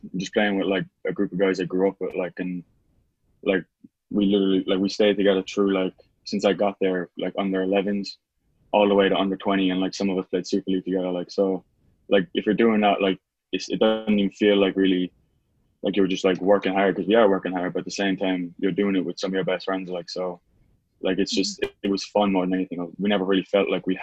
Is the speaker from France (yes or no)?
no; Cork, Munster, Ireland; moved away as an adult; now in Florida, United States; I'm from Cork, born and raised.